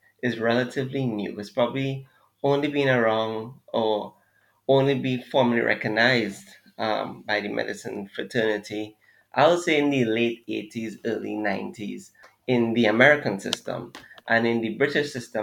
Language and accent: English; Trinidad & Tobago; also born or lived in Jamaica; now in Trinidad and Tobago; So I'm Trinidadian, for those who don't know. And I came to Jamaica to do my MBBS.